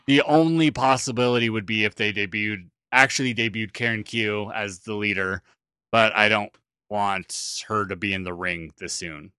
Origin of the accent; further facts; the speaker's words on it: New Zealand; now I'm actually from New Zealand